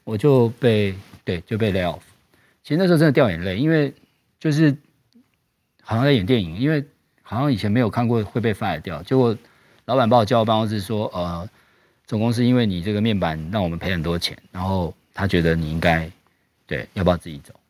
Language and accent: Chinese; Tainan, Taiwan; moved away as an adult; also born or lived in United States; 我们是南部的小孩上来嗯，然后其实我们家比较，比较穷，因为我们是台南人